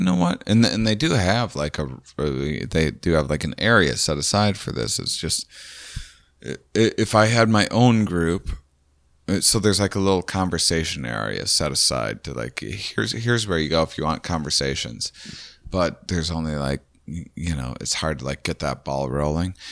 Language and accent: English; Midwest, United States; we're all from the Midwest